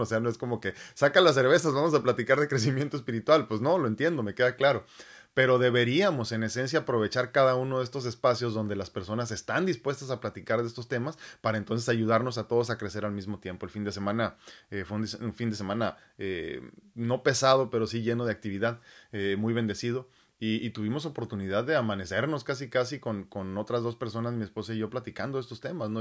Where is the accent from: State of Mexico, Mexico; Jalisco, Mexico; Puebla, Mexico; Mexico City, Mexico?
Mexico City, Mexico; si yo nací en México, Distrito Federal